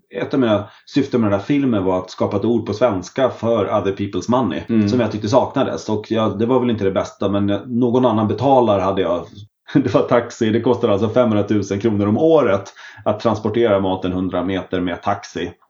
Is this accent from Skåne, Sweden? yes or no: no; Smedjebacken, Dalarna County, Sweden; Oj, det är då hemma i Dalarna i Smedjebacken.